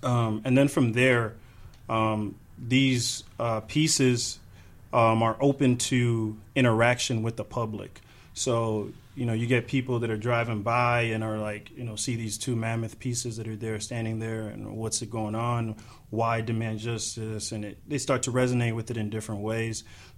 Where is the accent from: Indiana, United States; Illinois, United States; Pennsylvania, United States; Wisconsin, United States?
Illinois, United States; Chicago; Grew up a little bit around a few places. A little bit in central Illinois. And became of age in Chicago. Spent a lot of my adult years in Chicago.